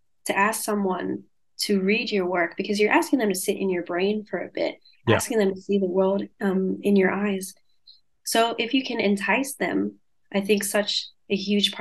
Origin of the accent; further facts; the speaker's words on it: Sydney, New South Wales, Australia; accent: Australian; I grew up in around Bankstown and Sefton